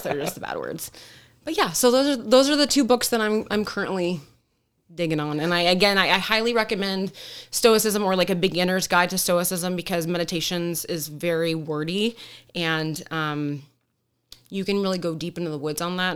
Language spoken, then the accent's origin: English; Detroit, Michigan, United States; now in Arizona, United States; growing up in Metro Detroit